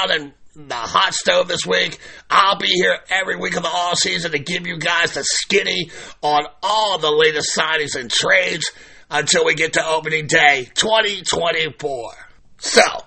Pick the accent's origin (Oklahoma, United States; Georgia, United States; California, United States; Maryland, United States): Maryland, United States; Baltimore; growing up in Baltimore